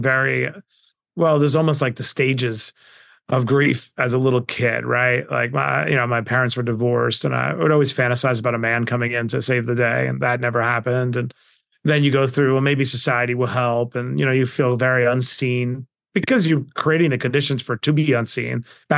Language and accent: English; Queens, New York, United States; I grew up in Queens, New York, in abject poverty.